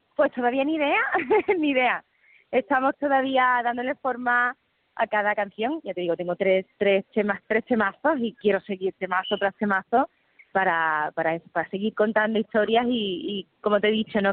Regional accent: Andalusia, Spain; mi tierra, a mi gente, un feliz día de Andalucía

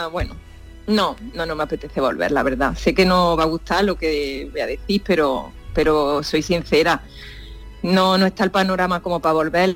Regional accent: Spain; moved away as an adult; also born or lived in Paris; yo no me fui de España por la crisis

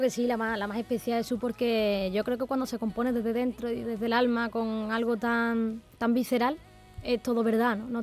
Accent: Torrecera, Andalusia, Spain; allí es donde me he criado

